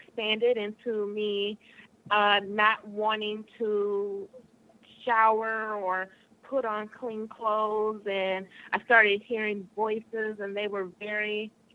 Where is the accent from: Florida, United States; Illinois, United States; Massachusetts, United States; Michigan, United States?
Michigan, United States; I'm from Michigan.